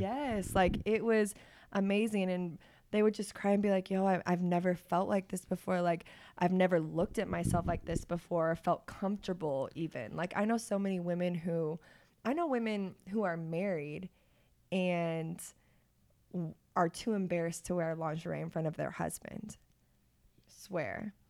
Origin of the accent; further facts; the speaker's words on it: Olathe, Kansas, United States; also born or lived in Pittsburgh; I'm from Olathe